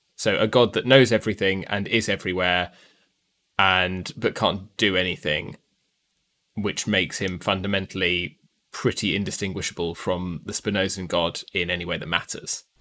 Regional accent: United Kingdom

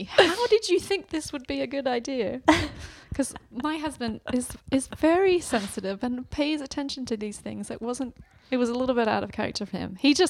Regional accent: Australia; moved away; I'm Australian

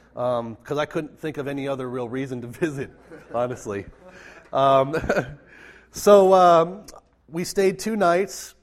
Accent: Minnesota, United States; I grew up in Minnesota, raised in the Lutheran tradition

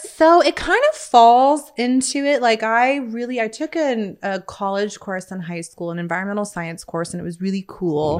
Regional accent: Bakersfield, California, United States; moved away as an adult; now in Midland, United States; Born and raised, uh, Midland, California, Bakersfield

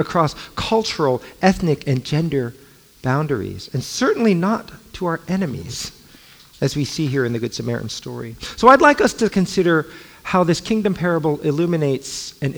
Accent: Los Angeles, California, United States; also born or lived in Alexandria, Virginia; I grew up

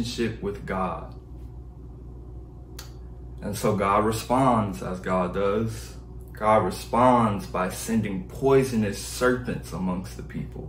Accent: Detroit, Michigan, United States; I'm from Detroit, Michigan. It's cold there

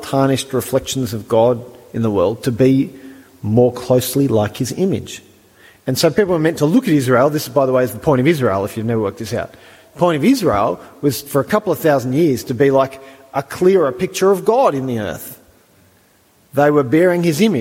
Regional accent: Australia; I'm an Australian

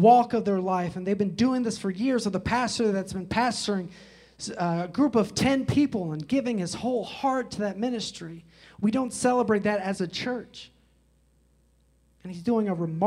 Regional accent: Chicago, Illinois, United States; I grew up in Chicago, especially during the 90s

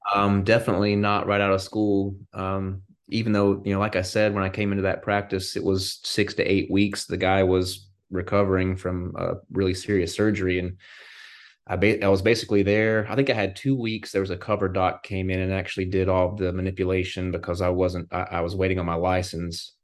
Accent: Morganton, North Carolina, United States; also born or lived in Florida / Illinois; I am in Morganton, North Carolina, and that is where I'm from

